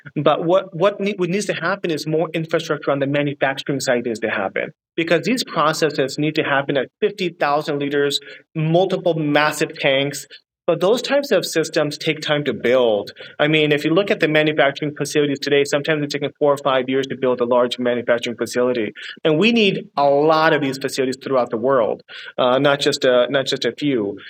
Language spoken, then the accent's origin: English; California, United States; moved away as an adult; now in Singapore; I'm from California as well